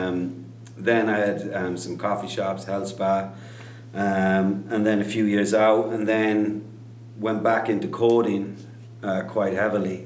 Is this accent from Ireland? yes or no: yes; Kerry, Munster, Ireland; I grew up in Kerry, Southwest Ireland